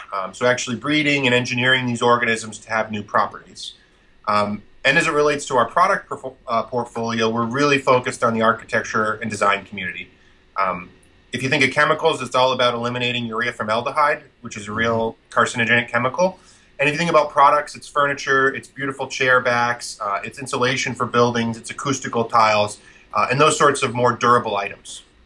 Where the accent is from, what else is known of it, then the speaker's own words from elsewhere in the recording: central Vermont, United States; I grew up farming in Vermont uh, on a very small uh, maple syrup and dairy farm and meat farm uh, in central Vermont